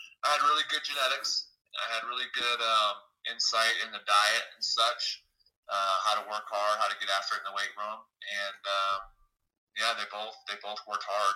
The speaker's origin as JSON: {"language": "English", "town": "Wayzata", "region": "Minnesota", "country": "United States", "tie": "born or raised there", "said": "growing up in Minnesota, that's difficult. I know it's a tough high school to say. It's Wayzata"}